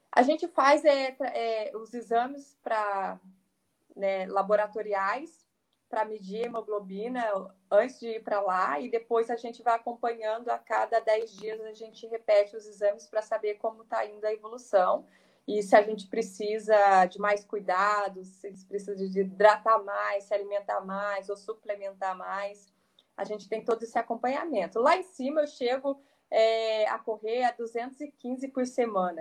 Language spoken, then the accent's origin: Portuguese; Cruzeiro, São Paulo, Brazil; na minha cidade Cruzeiro, né, minha cidade natal, no interior de São Paulo